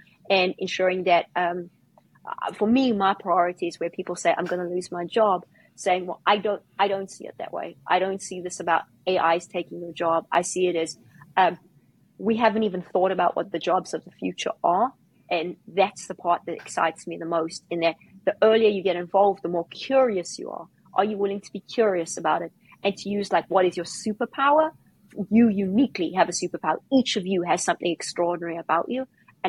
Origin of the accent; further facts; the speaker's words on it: South Africa; I was involved in crypto for a long time because I came from South Africa.